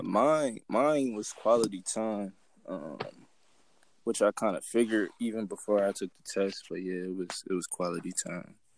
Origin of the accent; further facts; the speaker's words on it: New Jersey, United States; now in Dallas, United States; I'm from Jersey. Uh, that's New Jersey. Uh, but I'm in Dallas now